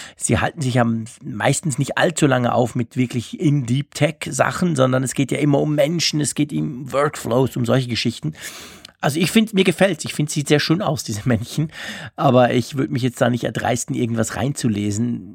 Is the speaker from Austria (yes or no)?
no; Switzerland; bei uns in der Schweiz